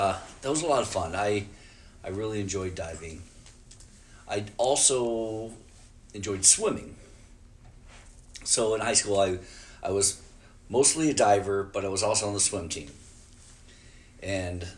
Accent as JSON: {"language": "English", "town": "Omaha", "region": "Nebraska", "country": "United States", "tie": "born or raised there", "said": "I grew up in Keystone. It's like 90th and 4th, Maple area"}